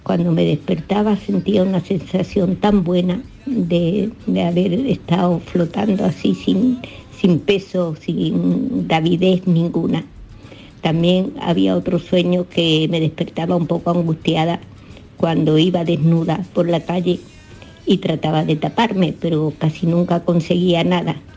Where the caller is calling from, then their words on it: Málaga, Andalusia, Spain; de Málaga.